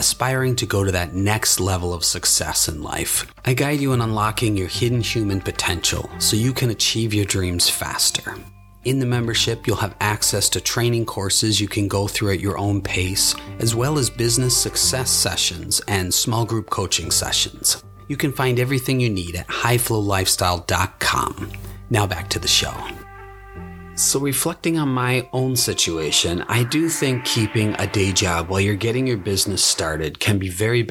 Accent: Buffalo, New York, United States; moved away as an adult; also born or lived in Japan; move back to my hometown in Buffalo, New York

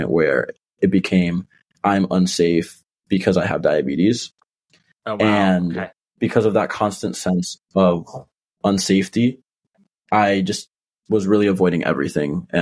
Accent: Miami, Florida, United States; moved away as an adult; now in Philadelphia, United States; I'm originally from Miami, Florida, but now I go to school in Philadelphia

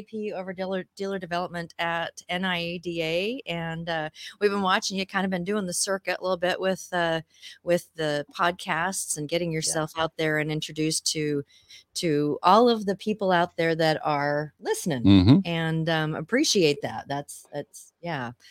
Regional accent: Seattle, Washington, United States; I grew up in Seattle

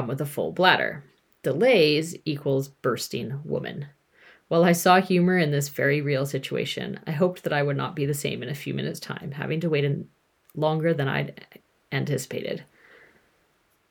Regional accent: Canada; moved away as an adult; also born or lived in United Kingdom; I lived in the UK at the time, if you haven't figured that out, and I'm from Canada

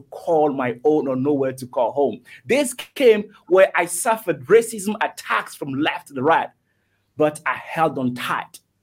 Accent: Togo; moved away as an adult; I'm originally from Togo, T-O-G-O, West Africa. That was where I was born, and that was I was brought up until the age of 18, until I left

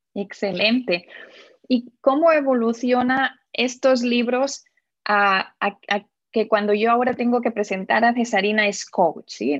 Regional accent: Barcelona, Catalonia, Spain; now in Indianapolis, United States; nací en Barcelona y ahora te estoy hablando desde Indianápolis, exacto, en Estados Unidos

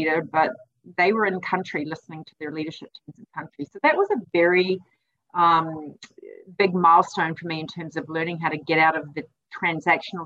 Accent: New Zealand; moved away; I'm originally from New Zealand

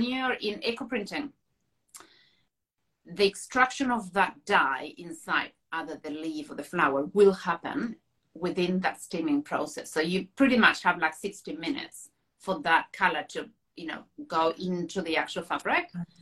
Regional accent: Buenos Aires, Argentina; moved away as an adult; now in North Island, New Zealand; I grew up in Buenos Aires, which is a little bit of a concrete jungle

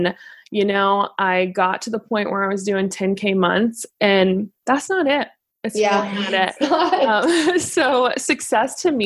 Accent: Cary, North Carolina, United States; now in Charlotte, United States; I'm originally from Cary, North Carolina, currently in Charlotte with my husband

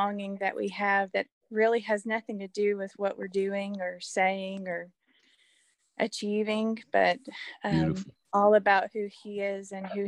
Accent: Elizabethtown, Kentucky, United States; I'm from Elizabethtown, Kentucky.

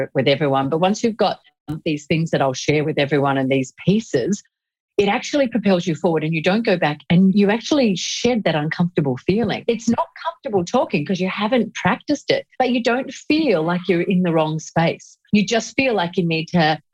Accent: Australia; accent: Australian

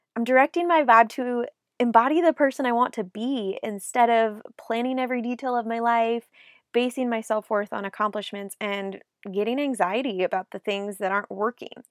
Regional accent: South Lake Tahoe, California, United States; moved away as an adult; also born or lived in Nashville, Tennessee; I moved from my hometown of South Lake Tahoe, California to Nashville, Tennessee in two thousand

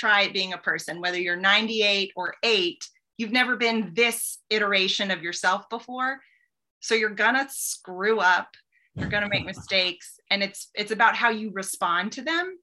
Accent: Boston, Massachusetts, United States; now in Nashville, United States; I grew up in Boston

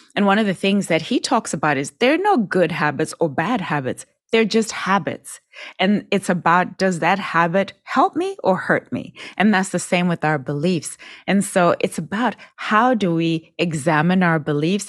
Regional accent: Zimbabwe; I was born and raised in Zimbabwe

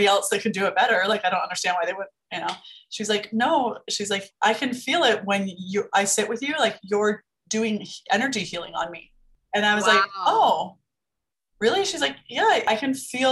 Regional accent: Las Vegas, Nevada, United States; I'm from Las Vegas. We have a lot of day clubs, nightclubs, like getting your lashes done is very common here.

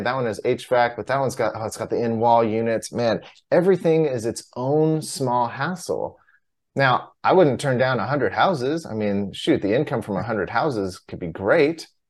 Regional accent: Southern California, United States; I grew up in Southern California

